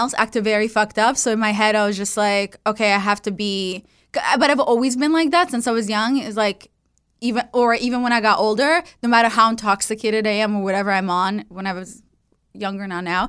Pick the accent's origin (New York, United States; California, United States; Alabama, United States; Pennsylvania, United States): California, United States; I was growing up in the Valley, and then it was these girls from Calabasas, like super cool girls.